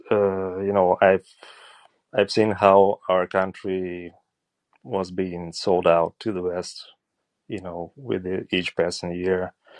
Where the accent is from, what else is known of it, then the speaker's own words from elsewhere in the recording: Eastern Ukraine, Ukraine; I'm from Eastern Ukraine, and I was born here